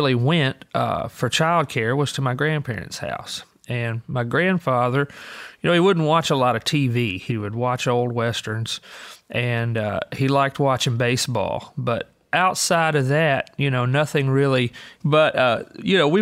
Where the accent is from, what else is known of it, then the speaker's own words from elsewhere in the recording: Green Hill, Alabama, United States; I grew up in Green Hill, Alabama, which is northwestern Alabama